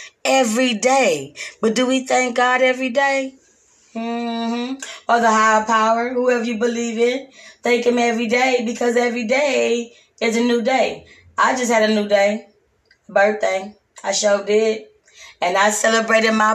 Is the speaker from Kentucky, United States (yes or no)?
no; Texas, United States; I'm from Texas